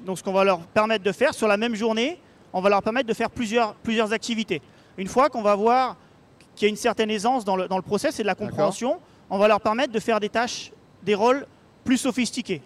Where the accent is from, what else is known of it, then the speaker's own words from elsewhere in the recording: Paris, Île-de-France, France; à Paris, là où là d'où je viens